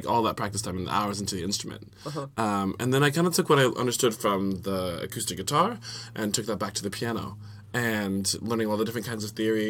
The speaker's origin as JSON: {"language": "English", "region": "Virginia", "country": "United States", "tie": "born or raised there", "also_born_or_lived": "Kansas City", "moved": "yes", "said": "Was in Virginia. Virginia. Yeah, so I was raised on the East Coast and my family's from there."}